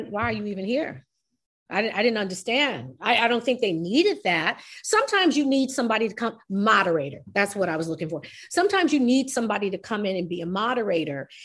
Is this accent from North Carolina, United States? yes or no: no; New York, United States; I'm New York